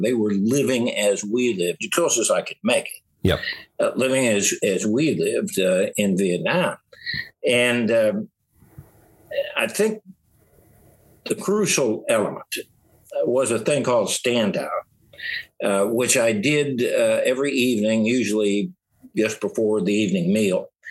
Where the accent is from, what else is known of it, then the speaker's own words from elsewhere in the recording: Southeast Missouri, United States; I'm from Southeast Missouri